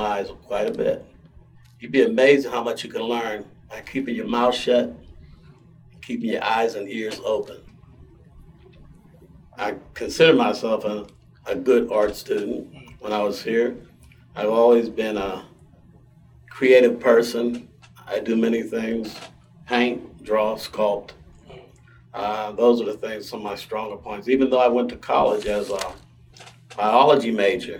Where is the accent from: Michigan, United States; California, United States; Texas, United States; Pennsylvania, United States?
Pennsylvania, United States; Pittsburgh; also born or lived in Virginia / Braddock, Pennsylvania; I was raised in, for the most part, in Homewood. I was born in Virginia, moved to Braddock at an early age, moved to Homewood in 1954